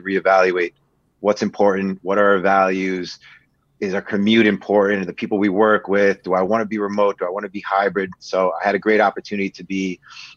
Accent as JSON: {"language": "English", "region": "New York area", "country": "United States", "tie": "born or raised there", "also_born_or_lived": "Queens", "moved": "as an adult", "lives_now": "Connecticut, United States", "said": "born and raised in the New York area. My entire life, lived somewhere just outside of New York City"}